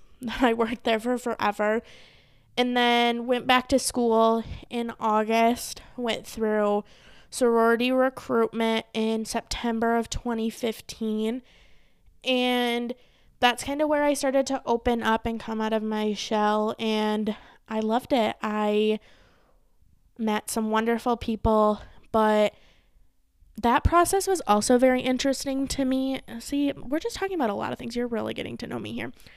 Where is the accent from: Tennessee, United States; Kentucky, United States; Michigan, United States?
Michigan, United States; Saginaw; moved away as an adult; now in Arizona, United States; I'm originally from Michigan. I was born in Saginaw, Michigan.